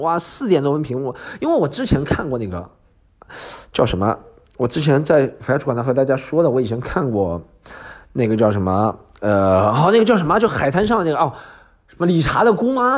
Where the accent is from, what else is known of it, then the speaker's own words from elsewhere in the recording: Northeast China, China; moved away; also born or lived in Australia; 俺们那旮旯东北音